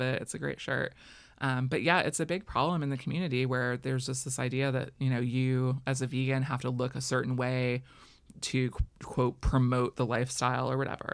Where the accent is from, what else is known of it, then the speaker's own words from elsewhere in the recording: Florida, United States; I grew up in Florida where we boycotted certain restaurants